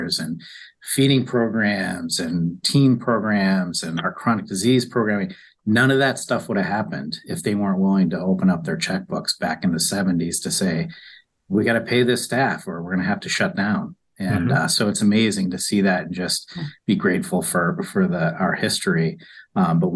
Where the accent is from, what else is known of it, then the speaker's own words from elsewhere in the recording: New York, United States; moved away as an adult; I grew up in New York, graduated from college